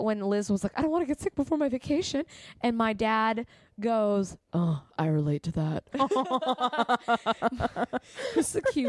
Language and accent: English; California, United States; I'm from California.